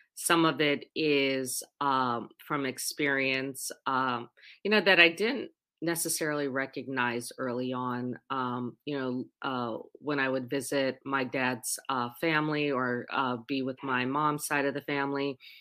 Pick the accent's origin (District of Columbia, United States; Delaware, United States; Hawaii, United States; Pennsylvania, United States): Hawaii, United States; Oahu; also born or lived in Puerto Rico; I was born in Puerto Rico, raised on the island of Oahu